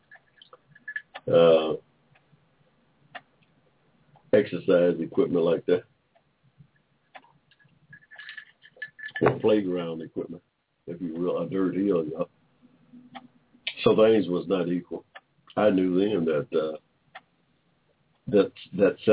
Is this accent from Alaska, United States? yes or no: no; McDonough, Georgia, United States; I was born here in Georgia in 1945